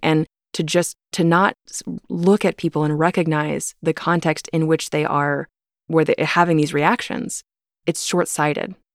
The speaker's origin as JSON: {"language": "English", "town": "Topeka", "region": "Kansas", "country": "United States", "tie": "born or raised there", "said": "I grew up in the Westboro Baptist Church. You know, I was born and raised there"}